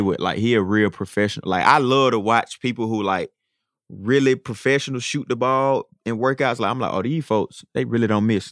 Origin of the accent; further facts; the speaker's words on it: Atlanta, Georgia, United States; moved away as an adult; now in Minnesota, United States; growing up in Atlanta